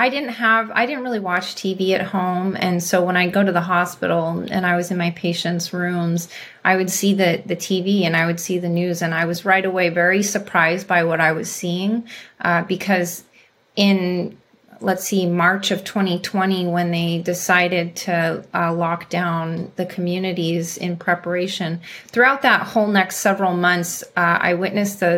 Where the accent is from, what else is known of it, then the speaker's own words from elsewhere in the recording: California, United States; also born or lived in Africa; I was born and raised in California.